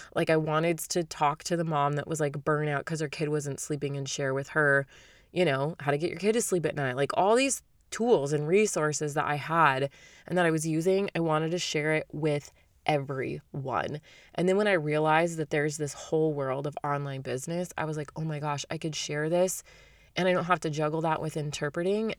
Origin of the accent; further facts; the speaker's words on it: Arizona, United States; I lived in Arizona. We knew each other in high school